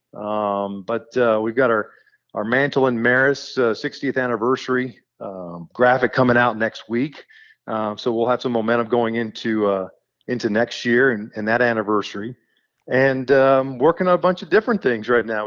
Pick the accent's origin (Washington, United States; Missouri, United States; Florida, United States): Missouri, United States; Kansas City; I grew up in Kansas City